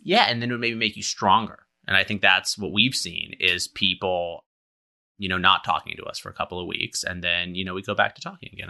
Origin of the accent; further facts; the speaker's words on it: Berkeley, California, United States; growing up in Berkeley